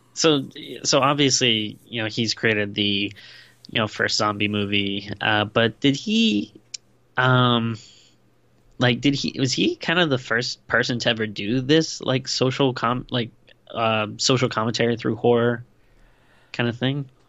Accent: Rhode Island, United States; also born or lived in Western Pennsylvania (Latrobe); I lived in Rhode Island most of my life, but I, I was born in Western Pennsylvania

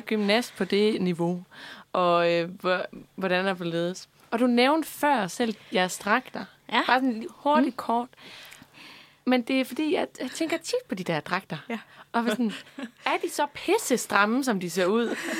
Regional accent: Denmark

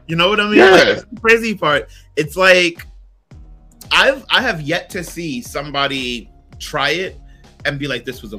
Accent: New York City, New York, United States; I'm from Brooklyn, born and raised.

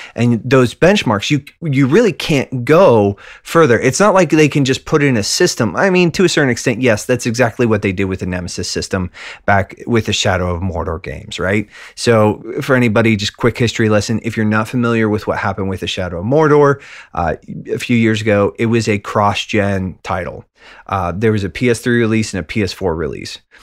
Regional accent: Western Pennsylvania, United States; middle-aged mailman from Western Pennsylvania

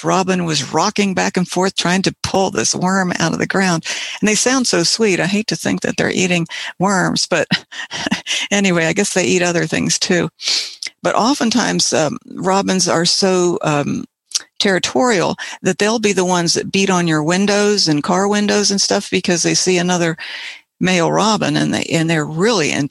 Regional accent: West Virginia, United States; Um, I'm from West Virginia, and I'll be playing uh, several birds from a collection of uh, Birds from West Virginia CDs that I have.

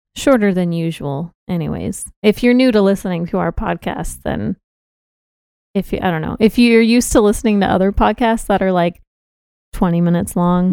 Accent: Austin, Texas, United States; born or raised there; accent: Southern drawl

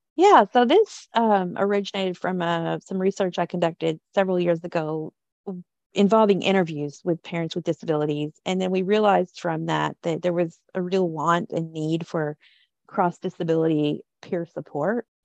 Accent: Kentucky, United States; when I was a kid growing up in Kentucky

